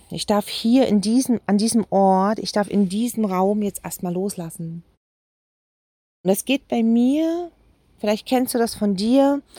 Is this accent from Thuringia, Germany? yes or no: yes; Jena, Thuringia, Germany; Eine Terrasse mit dem Blick weit über meine Heimatstadt Jena.